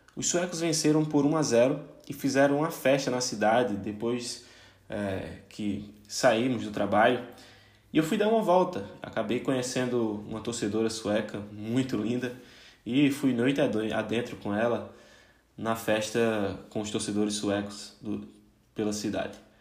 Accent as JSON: {"language": "Portuguese", "country": "Brazil", "said": "Como um bom brasileiro"}